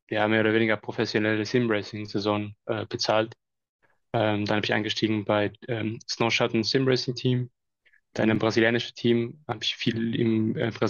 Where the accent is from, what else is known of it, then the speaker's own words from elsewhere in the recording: Mexico; Ja, hi, also … bin aus Mexiko